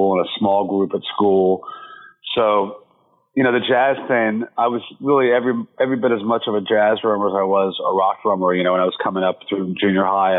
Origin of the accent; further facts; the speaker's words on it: Dallas, Texas, United States; now in New York, United States; I grew up in Dallas, Texas